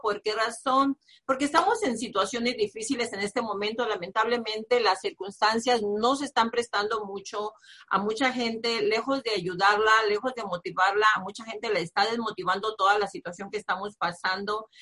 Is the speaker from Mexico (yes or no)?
yes; Nayarit, Mexico; now in United States; yo soy de provincia, soy del estado de Nayarit, de un pueblo muy pequeñito